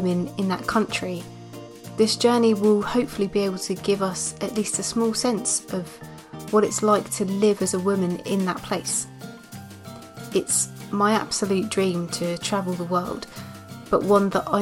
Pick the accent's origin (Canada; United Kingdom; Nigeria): United Kingdom; England; my home country of England